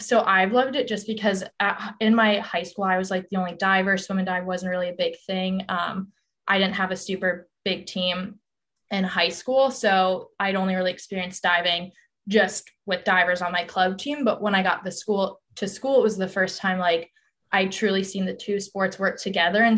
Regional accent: Colorado, United States; moved away as an adult; I'm from Colorado

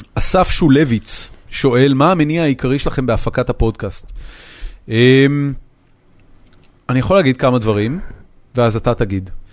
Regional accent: Haifa, Haifa District, Israel; moved away as an adult; זאת עיר הולדתי, זאת העיר שגדלתי בה

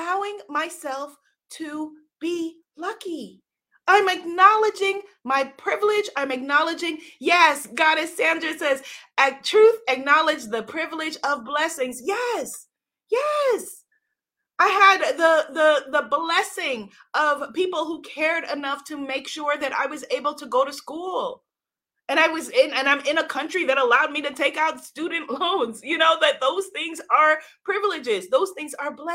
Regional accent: New York, United States; I grew up in a home in New York with running water, with two parents

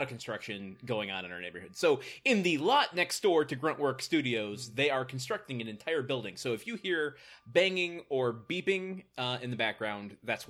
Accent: Michigan, United States; moved away; growing up in Michigan, I think Trader Joe's existed, but I wasn't aware of them until I came out here.

